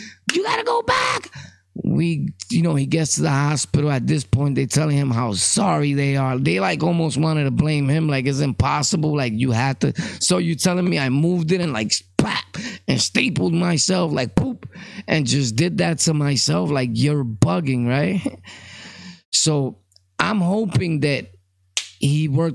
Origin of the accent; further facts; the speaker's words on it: New York City, New York, United States; I'm from Brooklyn, born and raised